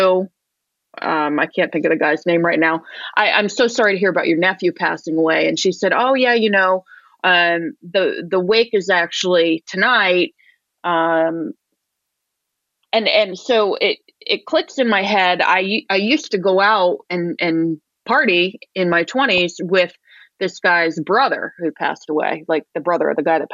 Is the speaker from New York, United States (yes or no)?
yes; upstate New York, United States; I moved home to my hometown in upstate New York